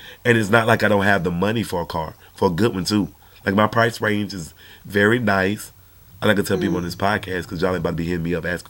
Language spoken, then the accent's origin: English; Georgia, United States; I'm from Georgia